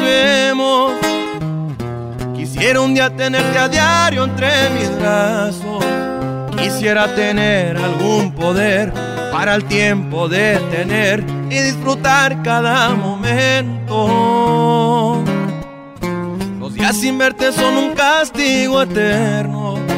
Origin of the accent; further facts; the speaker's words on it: Phoenix, Arizona, United States; also born or lived in Tepatitlán, Jalisco, Mexico (ancestry); soy cantautor de Phoenix, Arizona, originario de sangre jalisciense de los alteños